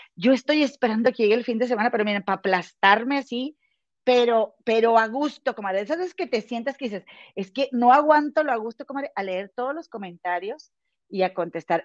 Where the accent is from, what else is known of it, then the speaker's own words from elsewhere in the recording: Monterrey, Nuevo León, Mexico; now in Chicago, United States; yo soy de Monterrey y mi comadre Gema también, las dos de allá somos